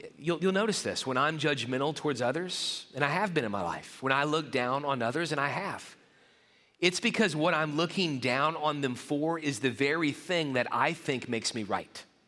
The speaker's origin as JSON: {"language": "English", "town": "New Orleans", "region": "Louisiana", "country": "United States", "tie": "born or raised there", "said": "my school where I grew up in the New Orleans area"}